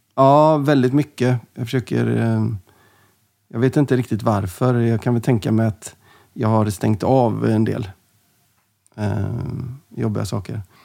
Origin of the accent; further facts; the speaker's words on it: Gothenburg, Västra Götaland, Sweden; Jag växte upp i, i Linnéstan, Göteborg